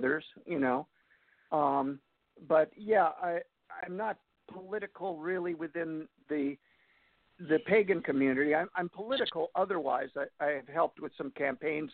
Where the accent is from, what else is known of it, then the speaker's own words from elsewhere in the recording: Upper Peninsula of Michigan, United States; moved away as an adult; also born or lived in Ann Arbor, Michigan; now in Chicago, United States; once a Youper, always a Youper